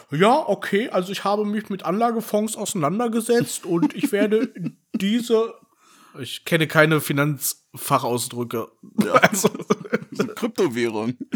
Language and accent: German; Berlin, Germany; also ich fühle mich immer noch irgendwie als Berliner.